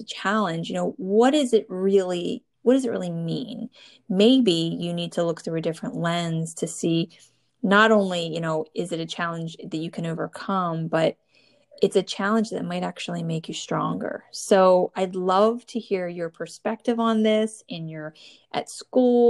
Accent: New Jersey, United States; born or raised there

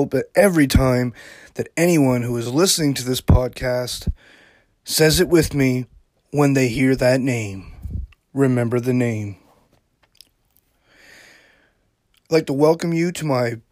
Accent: Yarmouth, Nova Scotia, Canada; also born or lived in Halifax, Nova Scotia; I grew up in Yarmouth, Nova Scotia, which is about 4 hours from Halifax.

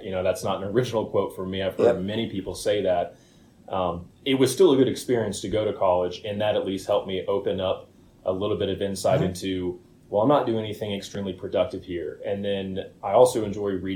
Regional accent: Springfield, Illinois, United States; moved away as an adult; also born or lived in Jacksonville, Florida; I'm originally from Springfield, Illinois

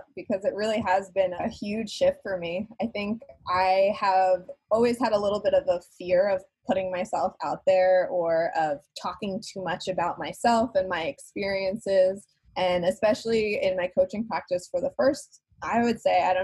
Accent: New York, United States; moved away; I'm originally a New Yorker

